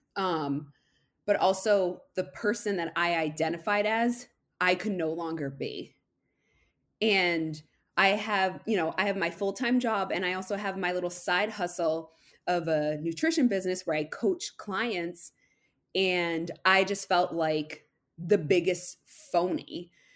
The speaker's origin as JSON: {"language": "English", "region": "Massachusetts", "country": "United States", "said": "I'm from Massachusetts"}